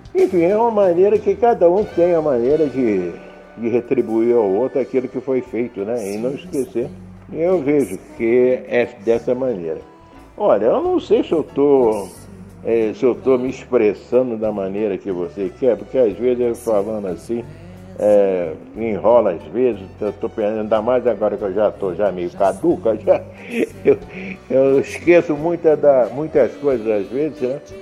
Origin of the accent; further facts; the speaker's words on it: Rio de Janeiro, Brazil; now in Caldas Novas, Brazil; Nasci e fui criado no Rio de Janeiro